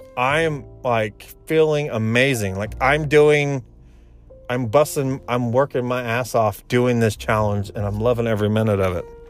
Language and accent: English; Indiana, United States; moved away; I'm from Indiana, and I explained who my family was